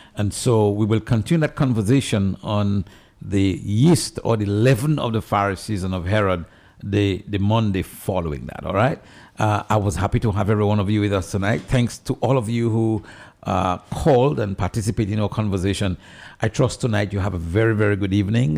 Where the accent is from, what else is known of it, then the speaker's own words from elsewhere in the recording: Dominica; I'm from Dominica, a little country in the, in the Caribbean. I'm proud to be from there